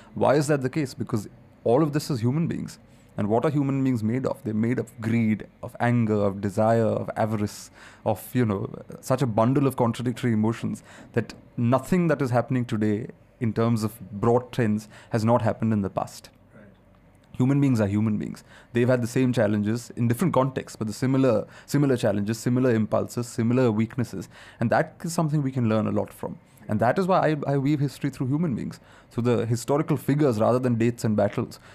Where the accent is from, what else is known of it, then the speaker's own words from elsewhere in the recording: India; India is such a complicated, diverse country.